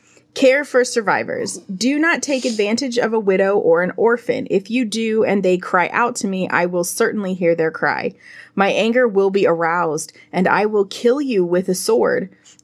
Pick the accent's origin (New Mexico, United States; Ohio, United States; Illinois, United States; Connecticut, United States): New Mexico, United States; I'm from New Mexico, man.